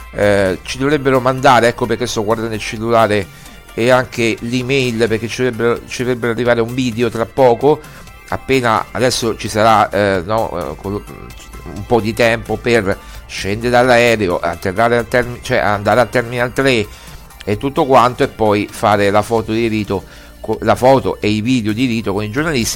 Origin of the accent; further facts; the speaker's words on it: Rome, Lazio, Italy; Io pure sono romano e romanista, io sono nato a San Giovanni